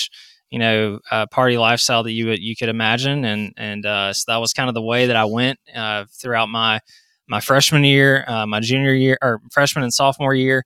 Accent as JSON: {"language": "English", "region": "South Carolina", "country": "United States", "tie": "born or raised there", "said": "I grew up in South Carolina"}